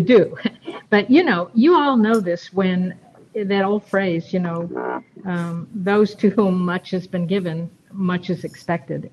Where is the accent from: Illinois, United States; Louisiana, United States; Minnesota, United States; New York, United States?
New York, United States; Rochester; moved away as an adult; also born or lived in Le Roy, New York / Texas; Born and raised in Rochester, and then eventually moved out